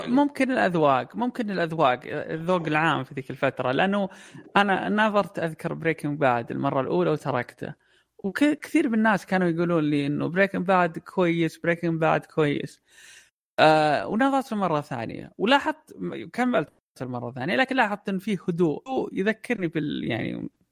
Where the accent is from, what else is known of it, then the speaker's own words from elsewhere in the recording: Saudi Arabia; عندنا في السعودية